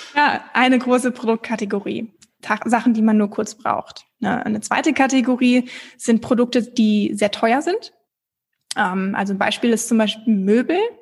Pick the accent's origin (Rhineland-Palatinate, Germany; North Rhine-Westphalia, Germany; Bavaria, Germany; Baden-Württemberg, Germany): North Rhine-Westphalia, Germany; Bünde; moved away as an adult; also born or lived in Hamburg / Copenhagen / Australia / London; Geboren und aufgewachsen bin ich in Bünde, also gar nicht so weit weg von Bielefeld, direkt nebenan.